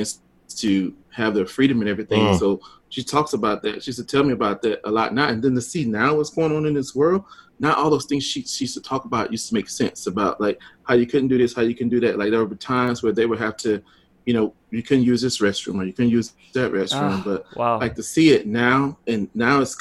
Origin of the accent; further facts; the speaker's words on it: Louisville, Mississippi, United States; I grew up in Mississippi on a little small town